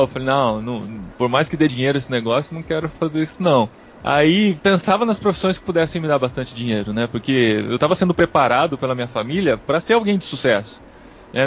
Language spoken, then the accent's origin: Portuguese; Piracicaba, São Paulo, Brazil; como uma criança no interior de São Paulo, sou de Piracicaba